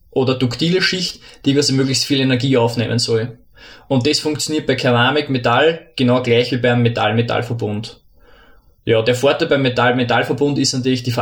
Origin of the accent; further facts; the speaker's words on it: Lower Austria, Austria; Ja, hallo … Ich komme ursprünglich aus Niederösterreich, habe an der Montanuni Werkstoffwissenschaften studiert